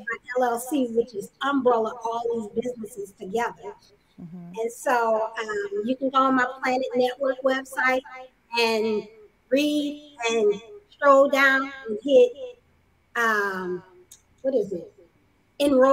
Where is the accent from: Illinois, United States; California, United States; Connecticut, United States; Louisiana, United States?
Louisiana, United States; I'm from the South. Louisiana. For the longest, I never traveled outside of the South.